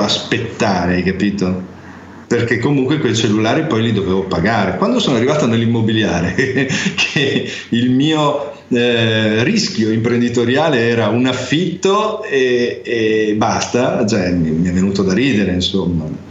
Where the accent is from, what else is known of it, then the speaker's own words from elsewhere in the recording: Ferrara, Emilia-Romagna, Italy; a Ferrara, dove- che è la mia città natale